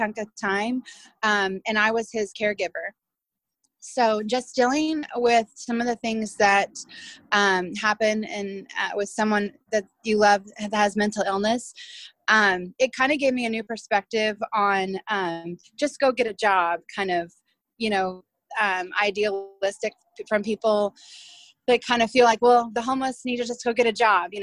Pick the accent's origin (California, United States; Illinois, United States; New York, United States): Illinois, United States; central; now in Oklahoma, United States; I grew up mostly in Illinois, central Illinois